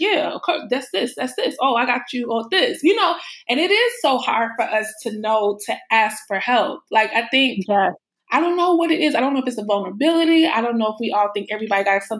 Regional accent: Chicago, Illinois, United States; moved away as an adult; also born or lived in New York; I'm from Chicago and I've been living in New York and I just moved back to Chicago

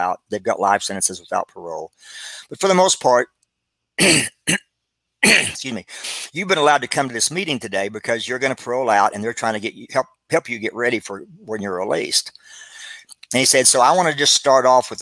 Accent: Abilene, Texas, United States; moved away as an adult; also born or lived in Dallas, Texas; I moved to Dallas, Texas from Abilene.

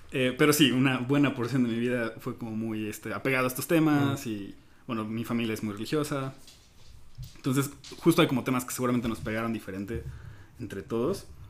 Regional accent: Mexico; como mexicano promedio, pues crecemos

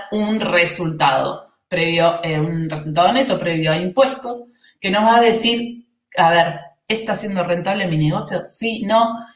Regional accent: Argentina; se nota que soy argentina

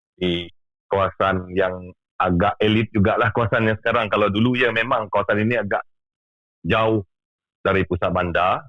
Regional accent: Sarawak, Malaysia; saya berasal dari Sarawak

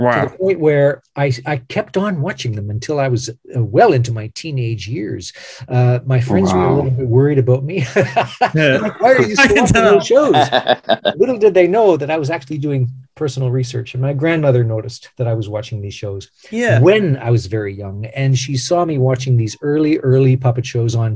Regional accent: Canada; I am a Canadian actor

